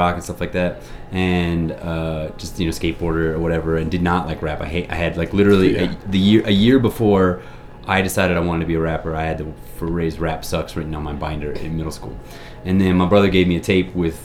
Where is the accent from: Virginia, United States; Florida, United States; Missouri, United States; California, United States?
Florida, United States; Jacksonville; moved away; also born or lived in Dallas; growing up in Florida